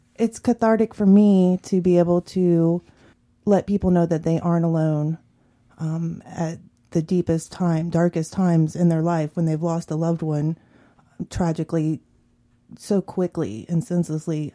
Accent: Columbus, Ohio, United States; growing up in the South End of Columbus, you know, it was, there was violence.

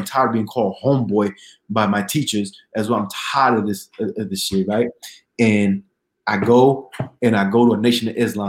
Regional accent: New Haven, Connecticut, United States; I'm from New Haven, but they got me out here in this town. I don't know what's going on.

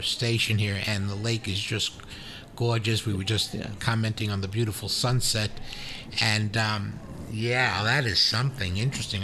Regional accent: New York City, New York, United States; I'm from Brooklyn

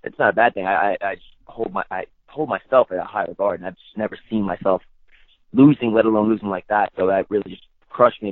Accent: New York, United States; being a New Yorker

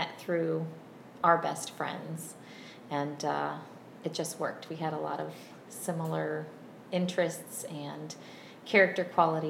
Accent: Virginia, United States; So I'm from a family of five. I grew up in Virginia. I was homeschooled, and I was homeschooled all the way through eighth grade. My mom is Brazilian

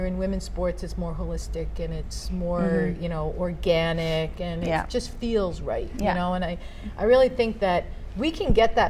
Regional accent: Boston, Massachusetts, United States; I'm from Boston

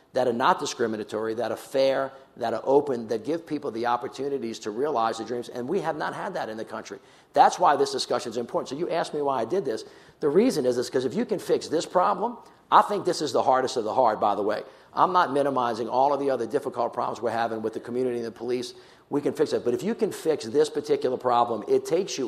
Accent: the South, United States; I'm a kid from the South

